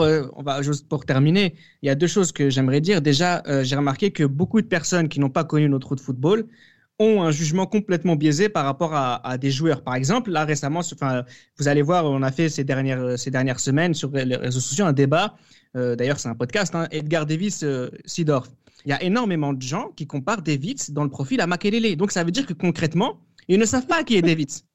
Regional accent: France; en tant que Français

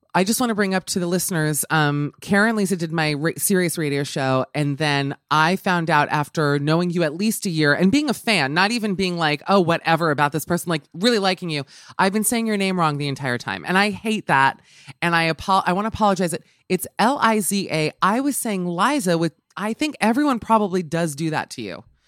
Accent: New York, United States; I'm from New York

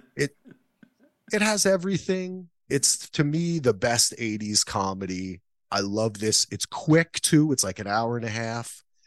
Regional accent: New Jersey, United States; I grew up in Jersey

